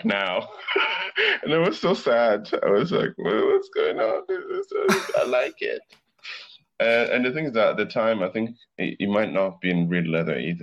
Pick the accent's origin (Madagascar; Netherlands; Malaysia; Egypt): Madagascar; moved away; I grew up in Africa. I grew up in Madagascar